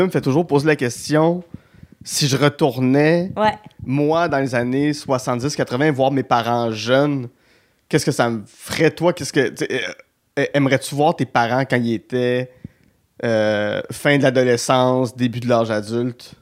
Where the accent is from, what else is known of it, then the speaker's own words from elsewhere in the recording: Gatineau, Quebec, Canada; je viens de Gatineau